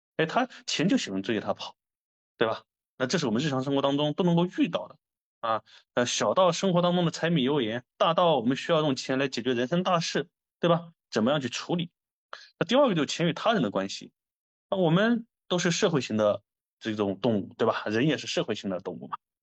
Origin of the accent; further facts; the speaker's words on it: China; 我觉得作为中国人